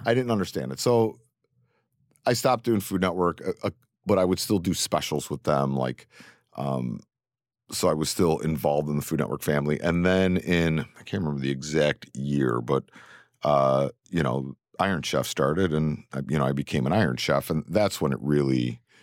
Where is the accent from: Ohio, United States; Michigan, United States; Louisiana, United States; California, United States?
Ohio, United States; Cleveland; also born or lived in New York City; now in New York, United States; born and raised in Cleveland